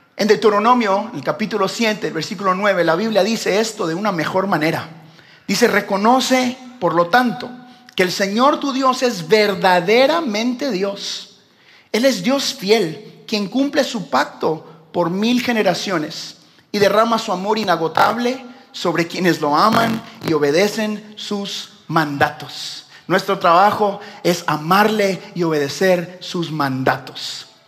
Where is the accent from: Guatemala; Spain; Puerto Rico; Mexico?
Guatemala; nosotros que somos de Guatemala